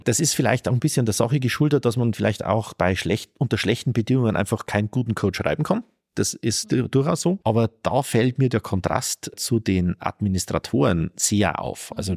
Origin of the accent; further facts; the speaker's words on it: Northern Bavaria, Germany; in meinem Heimatort in Nordbayern